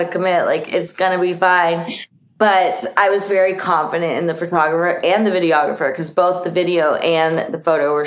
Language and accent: English; San Diego, California, United States; also born or lived in Nashville, Tennessee / Long Beach, California; that's my hometown